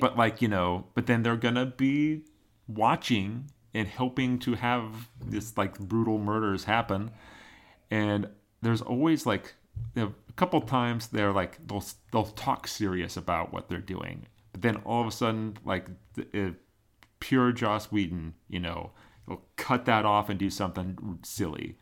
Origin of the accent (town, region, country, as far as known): Oregon, United States; born or raised there